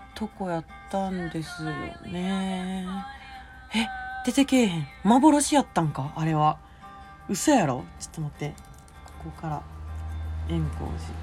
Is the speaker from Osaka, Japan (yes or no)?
yes; Osaka, Japan; 私 大阪のね埋め立て地出身なのでもう平らなんですよ